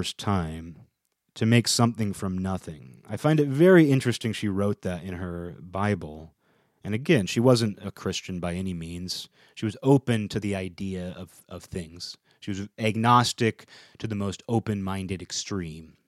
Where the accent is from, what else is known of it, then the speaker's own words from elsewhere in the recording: United States; my own existence is just my little corner of America